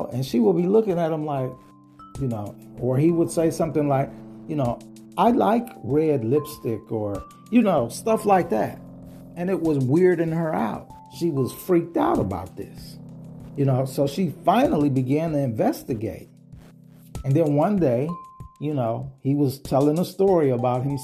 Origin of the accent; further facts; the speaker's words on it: Ohio, United States; My home state of Ohio, Cincinnati, Ohio.